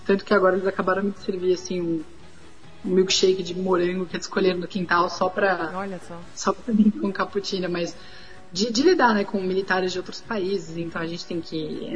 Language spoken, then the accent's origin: Portuguese; São Paulo, Brazil; now in Ukraine; Eu sou de São Paulo